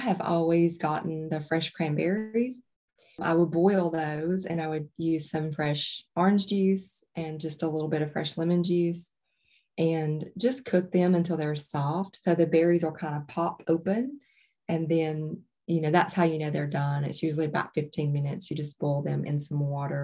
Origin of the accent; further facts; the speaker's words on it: Alabama, United States; I'm from Alabama originally